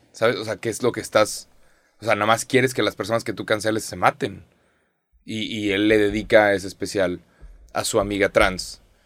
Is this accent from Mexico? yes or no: yes; Mexico; soy mexicano